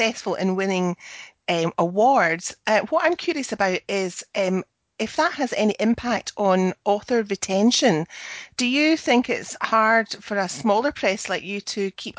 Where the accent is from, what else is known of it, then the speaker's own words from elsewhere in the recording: Scotland, United Kingdom; I'm the Scottish one